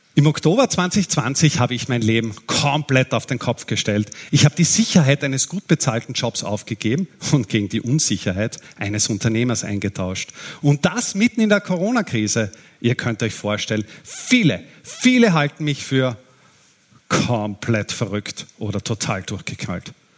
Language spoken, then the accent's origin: German; Austria; Als Österreicher